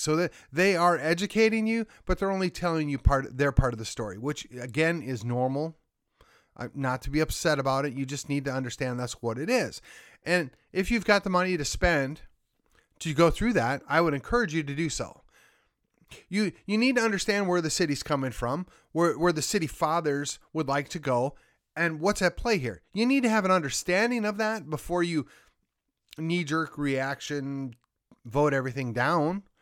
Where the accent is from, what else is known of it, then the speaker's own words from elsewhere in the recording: Milwaukee, Wisconsin, United States; now in McKinney, United States; I grew up just outside of Milwaukee